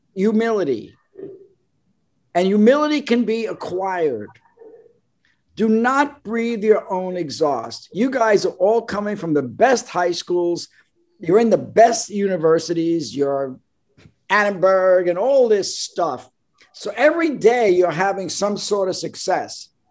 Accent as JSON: {"language": "English", "town": "New York City", "region": "New York", "country": "United States", "moved": "yes", "said": "I'm from Brooklyn"}